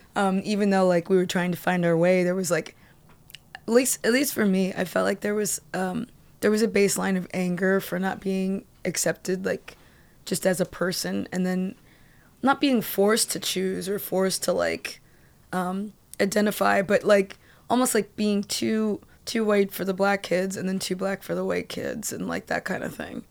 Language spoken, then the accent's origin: English; Columbia, Maryland, United States; moved away; also born or lived in Boston / New York; I grew up in Columbia, Maryland